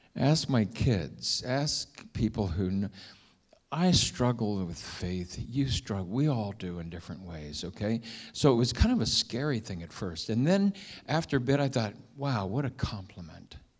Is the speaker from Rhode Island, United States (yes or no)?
no; Milford, Ohio, United States; moved away; we grew up in Milford, Ohio